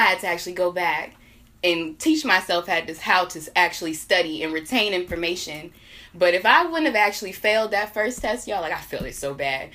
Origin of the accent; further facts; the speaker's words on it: Northern Virginia, United States; moved away as an adult; now in Greensboro, North Carolina, United States; I'm from Northern Virginia